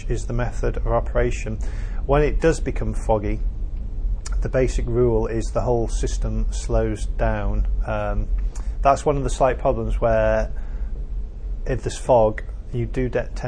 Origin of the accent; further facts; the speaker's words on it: Bolton, North West England, United Kingdom; also born or lived in Cardiff; I'm fairly local. I come from Bolton. So it's my home area